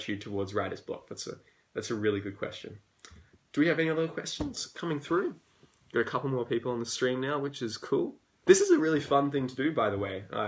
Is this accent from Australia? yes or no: yes; Australia; accent: Australian; I'm Australian, as you can tell by my accent